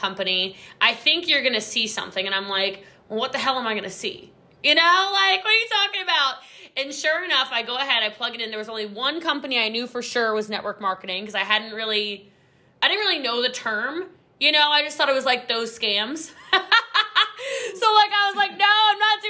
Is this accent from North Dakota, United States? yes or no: no; Texas, United States; Yeah, I'm a Texan. I live in North Dallas.